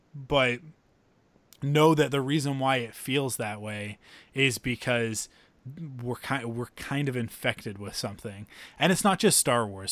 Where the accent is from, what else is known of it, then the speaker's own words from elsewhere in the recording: Vancouver, British Columbia, Canada; I'm also from Vancouver, and we're a little bit different from the rest of the country